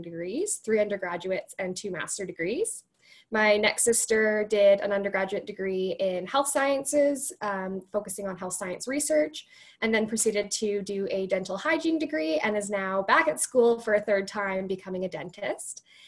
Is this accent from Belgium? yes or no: no; Cochrane, Alberta, Canada; I grew up in Cochrane, Alberta